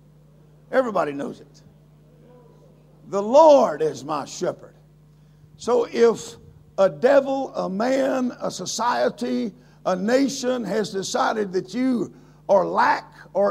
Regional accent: Louisiana, United States; I am a person from Louisiana

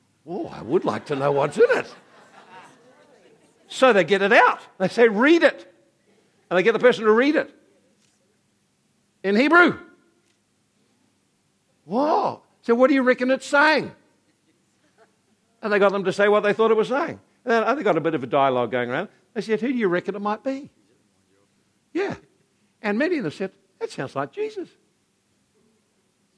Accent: Napier, Hawke's Bay, New Zealand; now in Hastings, New Zealand; I grew up in Napier

